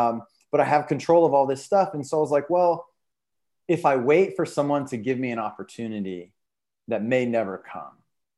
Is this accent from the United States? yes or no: yes; the South, United States; And especially as a young man growing up in the South, where a lot of times it's not spoken, but you're not really supposed to like show certain emotions, right?